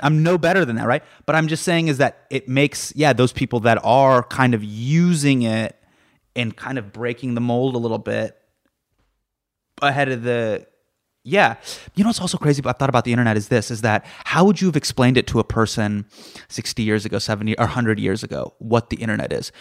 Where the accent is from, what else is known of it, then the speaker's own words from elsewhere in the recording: Davis, California, United States; I grew up in Davis, which is right, it's k, k, if you're familiar with where San Francisco is, it's about, about an hour away.